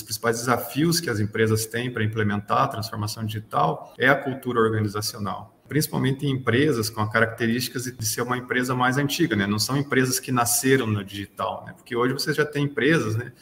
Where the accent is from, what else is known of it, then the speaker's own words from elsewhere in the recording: Telêmaco Borba, Paraná, Brazil; also born or lived in Macapá; now in Brasília, Brazil; Eu sou natural do Paraná, né, numa cidade chamada Telemaco Borba.